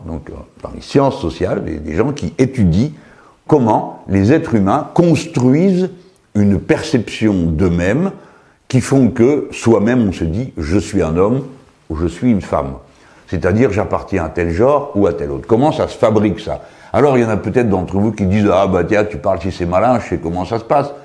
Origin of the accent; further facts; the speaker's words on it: Tangier, Tanger-Tetouan-Al Hoceima, Morocco; now in France; Quand j'étais môme, euh, à Tanger